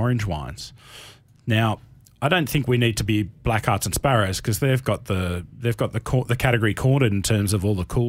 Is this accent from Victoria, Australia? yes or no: no; Canberra, Australian Capital Territory, Australia; I'm a boy from Canberra